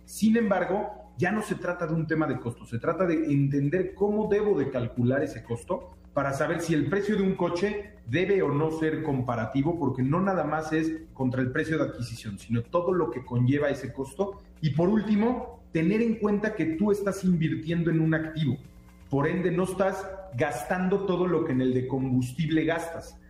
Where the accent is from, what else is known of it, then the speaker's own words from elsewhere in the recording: Mexico; nosotros como mexicanos